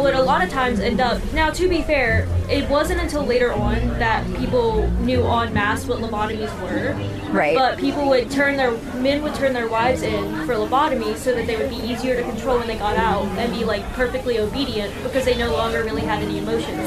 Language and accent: English; Braxton County, West Virginia, United States; I am originally from Braxton County, um, and I played soccer in Braxton County.